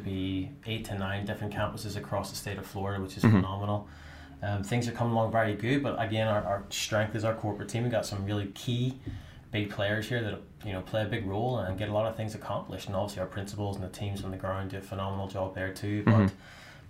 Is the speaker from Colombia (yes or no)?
no; Northern Ireland, United Kingdom; moved away as an adult; now in United States; grew up in Northern Ireland